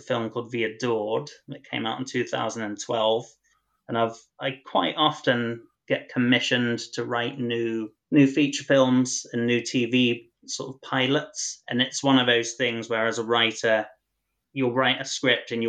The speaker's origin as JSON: {"language": "English", "area": "North Devon", "region": "South West England", "country": "United Kingdom", "tie": "born or raised there", "moved": "as an adult", "lives_now": "London, United Kingdom", "said": "I grew up in North Devon and I moved to London when I was 20 years old to become a writer."}